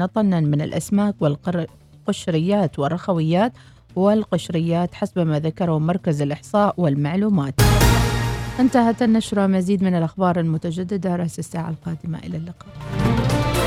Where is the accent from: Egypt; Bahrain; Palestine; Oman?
Oman